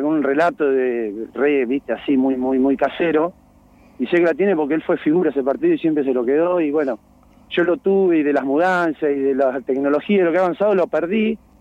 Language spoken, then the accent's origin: Spanish; Villalonga, Buenos Aires Province, Argentina; also born or lived in La Plata; yo soy, nací acá en Villalonga